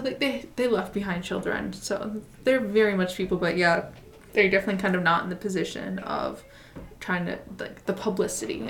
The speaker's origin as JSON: {"language": "English", "country": "United States", "said": "we are both from the United States"}